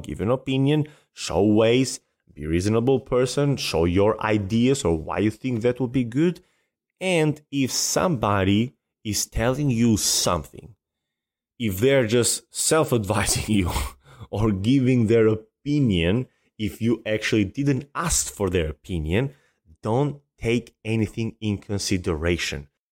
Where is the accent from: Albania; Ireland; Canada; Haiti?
Albania; now in United States; I love my country, and I'm very, very proud to be Albanian